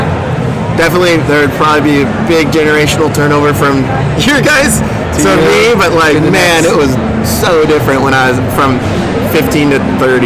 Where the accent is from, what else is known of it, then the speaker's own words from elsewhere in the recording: Ventura, California, United States; also born or lived in Bakersfield, California; just growing up in Ventura